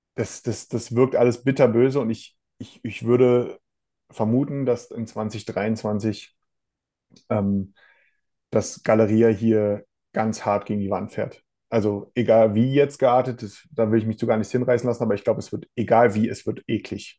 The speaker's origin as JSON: {"language": "German", "country": "Germany", "said": "Bei uns in Deutschland"}